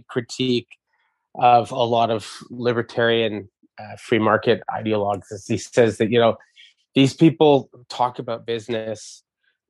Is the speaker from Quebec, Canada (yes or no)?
yes; Montreal, Quebec, Canada; my neighborhood growing up in Verdun.